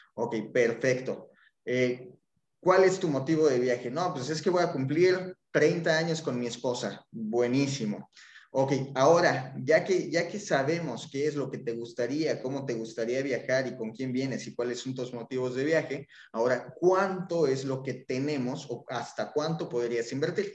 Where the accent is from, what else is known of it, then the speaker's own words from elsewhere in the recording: Mexico City, Mexico; moved away as an adult; now in Cancún, Mexico; soy mexicano, soy originario chilango, pero llevo ya 12 años viviendo en Cancún